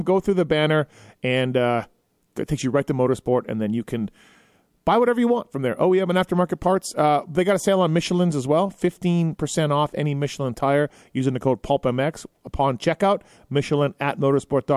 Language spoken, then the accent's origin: English; Canada; me being Canadian